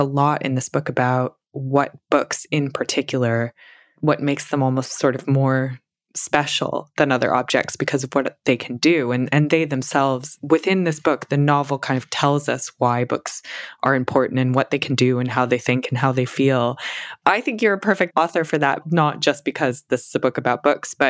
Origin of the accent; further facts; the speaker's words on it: United States; I'm from America